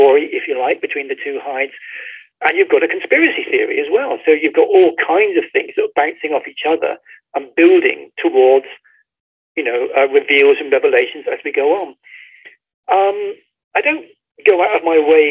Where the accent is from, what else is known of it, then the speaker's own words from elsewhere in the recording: Bradford-on-Avon, South West England, United Kingdom; the outskirts of my hometown, which is Bradford-on-Avon in Wiltshire